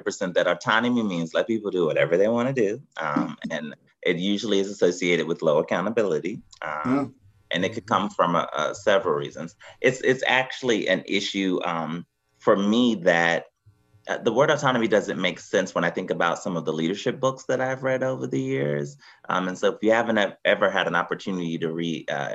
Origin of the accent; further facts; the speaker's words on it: Philadelphia, Pennsylvania, United States; moved away; I grew up in Philly